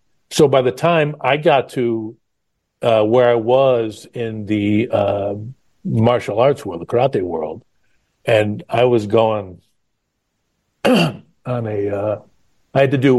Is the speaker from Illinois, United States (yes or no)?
yes; Chicago, Illinois, United States; There was some interesting times growing up in the South Side regions.